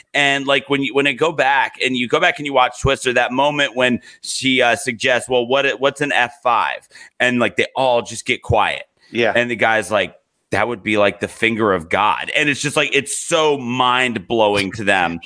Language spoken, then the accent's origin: English; Virginia, United States; now in Alabama, United States; I didn't grow up in Alabama. I grew up in Virginia